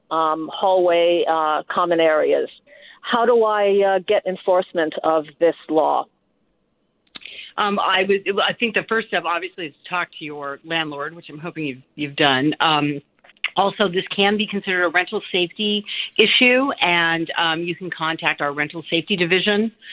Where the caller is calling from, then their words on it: Berkeley, California, United States; I'm calling from Berkeley.